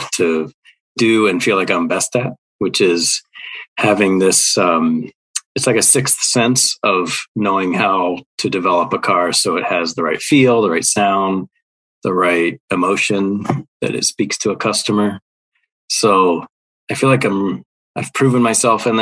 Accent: near Mid-Ohio, United States; moved away; also born or lived in Virginia; growing up near Mid-Ohio, up in Lexington. That was only an hour and 15 minutes away.

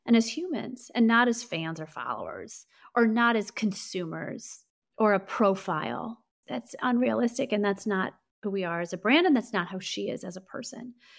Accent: St. Louis, Missouri, United States; I grew up in Saint Louis, Missouri

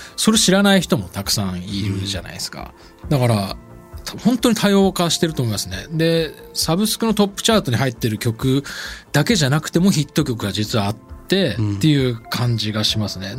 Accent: Sapporo, Hokkaido, Japan; moved away; 札幌の生まれ育った風景が原体験

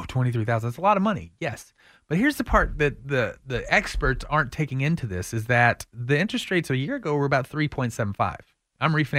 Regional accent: Austin, Texas, United States; it's hard sometimes because growing up in Austin to think that, you know, downtown homes are going to average $800,000.

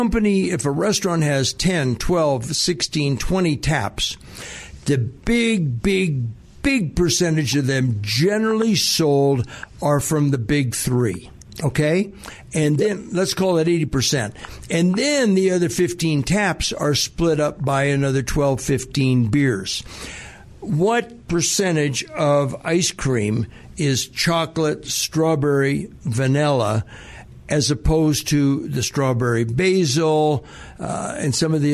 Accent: Hawaii, United States; I remember growing up in Hawaii. years and years ago. It was beautiful.

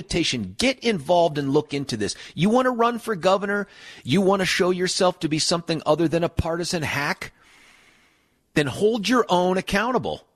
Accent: Lakewood, Colorado, United States; I'm a Jeffco kid. I grew up in Lakewood

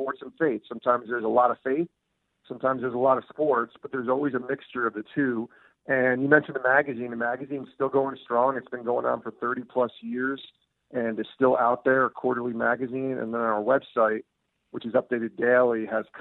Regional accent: Albany, New York, United States; moved away; I worked locally in my hometown of Albany, New York for 3 years

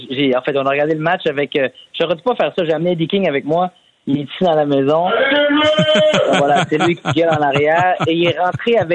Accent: Morocco; Puis c'est pas parce que je suis marocain que je dis ça

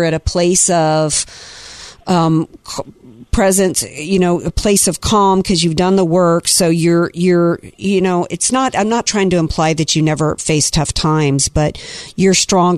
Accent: the South, United States; I grew up in the South, and it's like everybody went to church on Sunday and went to Sunday school.

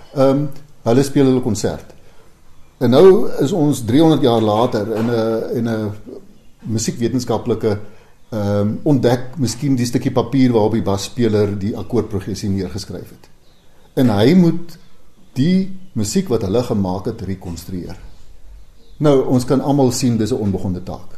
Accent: Vredefort, Free State, South Africa; my tuisdorp Vredefort

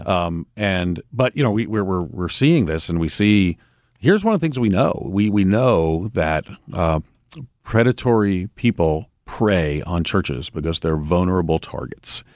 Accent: New York, United States; moved away; also born or lived in Chicago; I grew up in New York and I lived in Chicago

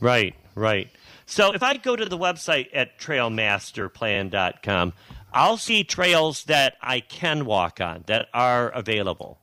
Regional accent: south of Detroit, Michigan, United States; growing up south of Detroit

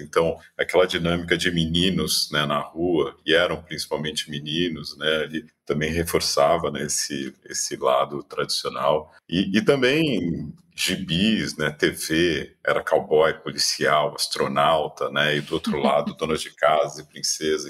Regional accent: São Paulo, Brazil; Eu sou de São Paulo, família de São Paulo, avô de São Paulo

